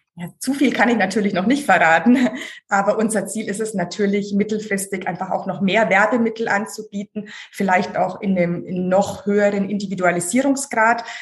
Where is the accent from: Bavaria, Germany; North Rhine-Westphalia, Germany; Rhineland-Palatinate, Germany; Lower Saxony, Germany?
Bavaria, Germany; Hof; also born or lived in Schwäbisch Hall / Oberpfalz / Munich; now in Hamburg, Germany; aber mit einem Jahr schon ins Fränkische Hof gekommen und dort aufgewachsen